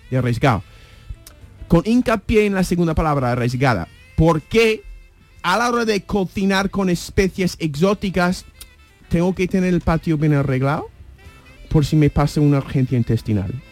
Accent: Seville, Andalusia, Spain; este cochinillo que he comido en la bodega de mi tierra en Sevilla

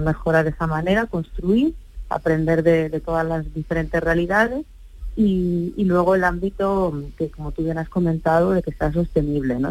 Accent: Andalusia, Spain; now in Madrid, Spain; una persona como yo, andaluza, residente en Madrid

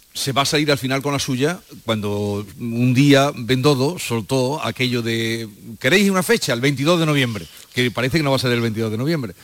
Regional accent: Villanueva de Córdoba, Andalusia, Spain; es mi pueblo, Villanova de Córdoba, que es mi pueblo

